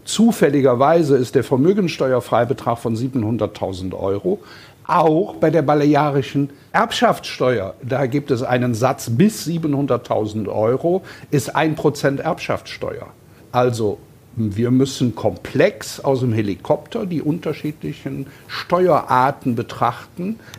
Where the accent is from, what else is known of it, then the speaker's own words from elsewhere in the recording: Cologne, North Rhine-Westphalia, Germany; also ich drücke das mal als Kölner ein bisschen salopp aus.